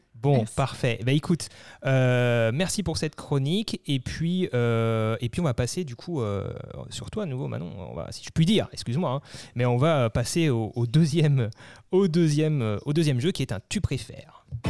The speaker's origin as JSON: {"language": "French", "area": "Alsace", "region": "Grand Est", "country": "France", "said": "nous, on est d'Alsace"}